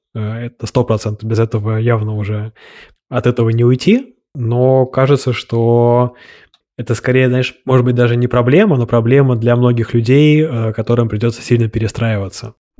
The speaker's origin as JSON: {"language": "Russian", "region": "Moscow", "country": "Russia", "tie": "born or raised there", "said": "я родился в Москве, у меня есть финские корни"}